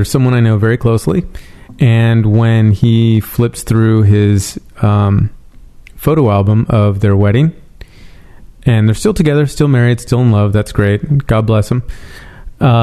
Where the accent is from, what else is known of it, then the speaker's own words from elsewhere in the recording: San Francisco, California, United States; now in Los Angeles, United States; I'm from San Francisco